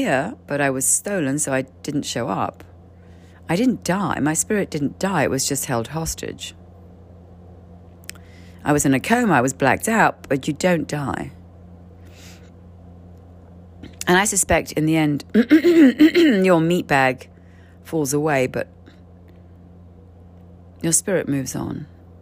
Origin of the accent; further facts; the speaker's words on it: Canary Islands, Spain; I'm from the Canary Islands